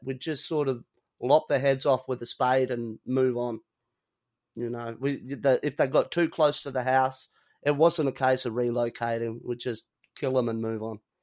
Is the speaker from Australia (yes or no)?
yes; Australia